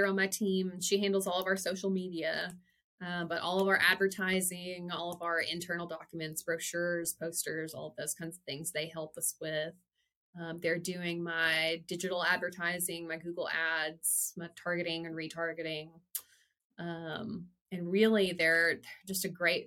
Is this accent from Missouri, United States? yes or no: no; Weiner, Arkansas, United States; now in Fayetteville, United States; born and bred in Wiener, Arkansas